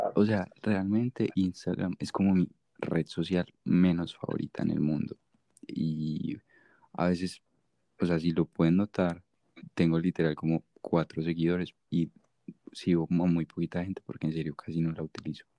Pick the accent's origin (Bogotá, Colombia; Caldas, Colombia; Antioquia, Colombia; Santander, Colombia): Antioquia, Colombia; Medellín; accent: paisa; no soy gringo. Soy de Medellín, Colombia.